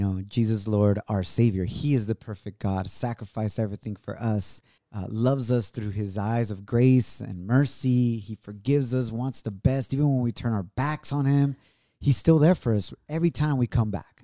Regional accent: Ocotlán, Jalisco, Mexico; moved away; it's about an hour away from Ocotlán, which is my hometown

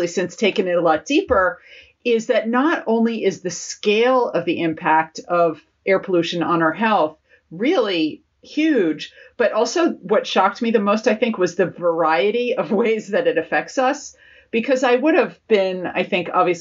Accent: United States; now in London, United Kingdom; as an American

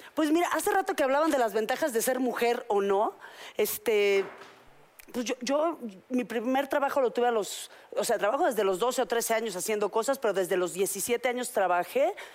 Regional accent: Mexico; yo todavía me crié en México

